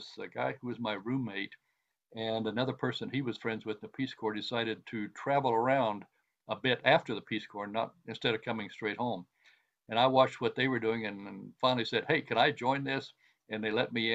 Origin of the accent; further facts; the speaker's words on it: United States; I'm an American sort of, but I'm really an internationalist